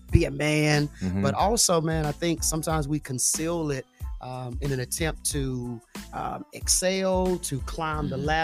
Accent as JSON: {"language": "English", "town": "Memphis", "region": "Tennessee", "country": "United States", "tie": "born or raised there", "also_born_or_lived": "Huntsville, Texas / Atlanta, Georgia", "moved": "as an adult", "lives_now": "Nashville, United States", "said": "I was raised in Memphis, Tennessee. So Memphis is home for me."}